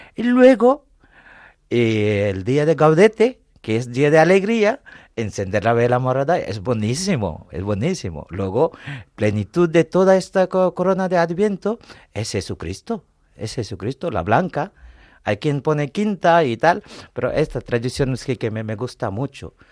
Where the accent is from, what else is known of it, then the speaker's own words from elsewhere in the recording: India; also born or lived in Paris, France; now in Madrid, Spain; yo soy de la India, he estudiado en París, luego vine aquí